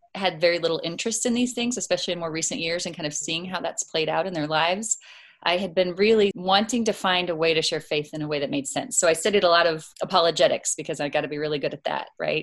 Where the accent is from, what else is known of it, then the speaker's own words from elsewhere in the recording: Crete, Nebraska, United States; now in Omaha, United States; I grew up in the Lincoln Diocese, small town, Crete.